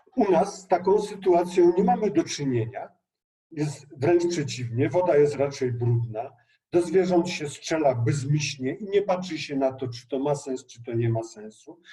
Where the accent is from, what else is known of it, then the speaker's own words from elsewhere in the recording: Bieszczady, Subcarpathian Voivodeship, Poland; ja jestem z Bieszczad